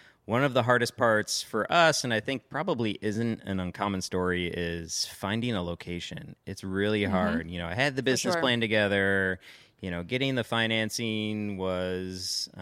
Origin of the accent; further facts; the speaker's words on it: Grand Rapids, Michigan, United States; moved away as an adult; now in New Orleans, United States; I grew up in Grand Rapids, Michigan